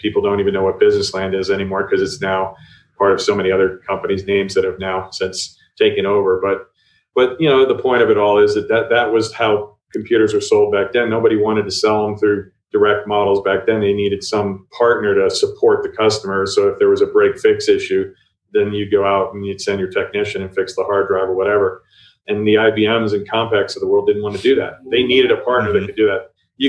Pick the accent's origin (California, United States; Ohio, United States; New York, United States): Ohio, United States; also born or lived in New Jersey / Colorado; Well, I grew up all over. I'm from Ohio originally.